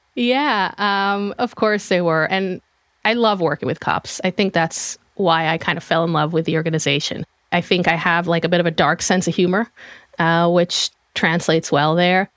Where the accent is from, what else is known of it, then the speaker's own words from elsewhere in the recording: Israel; moved away as an adult; now in United States; I am from Israel originally. I was born and raised there. Came to the U S in two thousand seven